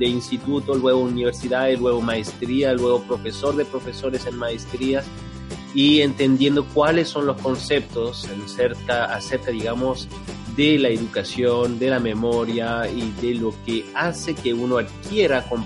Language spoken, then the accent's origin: Spanish; France; moved away as an adult; also born or lived in Santiago, Chile; Yo nací en Santiago, en Chile, eh, crecí en Francia, llegué a Francia cuando tenía tres años de edad eh, y, he vivido ahí hasta los 23.